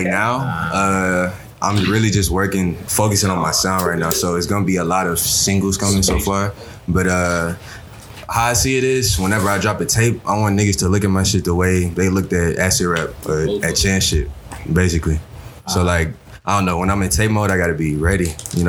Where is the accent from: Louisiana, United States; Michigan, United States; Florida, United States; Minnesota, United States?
Louisiana, United States; Baton Rouge; From down here, Baton Rouge.